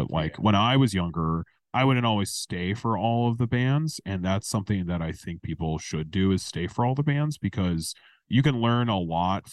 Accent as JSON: {"language": "English", "town": "Racine", "region": "Wisconsin", "country": "United States", "tie": "born or raised there", "lives_now": "Milwaukee, United States", "said": "I've lived in Milwaukee for 8 years. I grew up in Racine"}